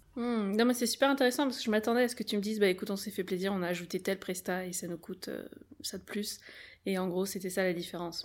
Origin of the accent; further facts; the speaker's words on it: France; on est français